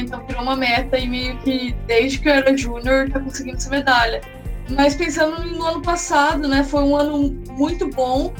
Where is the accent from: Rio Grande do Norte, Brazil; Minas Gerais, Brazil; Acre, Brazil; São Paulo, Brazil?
São Paulo, Brazil; Araras; eu sou nascida em Araras, no interior de São Paulo